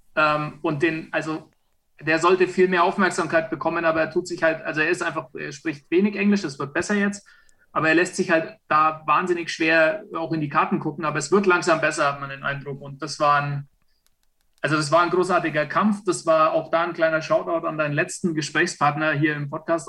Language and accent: German; Franconia, Bavaria, Germany; ich bin Franke